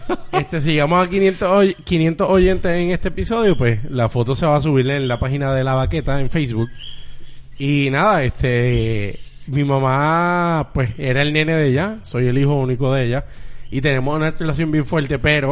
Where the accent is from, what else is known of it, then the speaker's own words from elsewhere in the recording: Bayamón, Puerto Rico; now in Carolina, Puerto Rico; yo soy de Bayamón